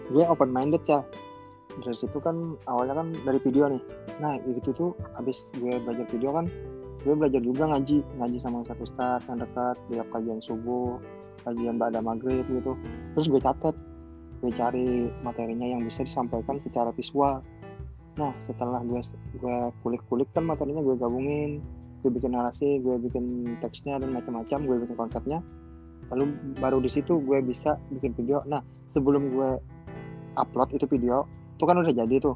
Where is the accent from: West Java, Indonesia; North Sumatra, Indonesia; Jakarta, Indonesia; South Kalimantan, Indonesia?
South Kalimantan, Indonesia; Banjarmasin; Terus asal dari Banjarmasin, ya pekerjaan freelancer cuman fotografer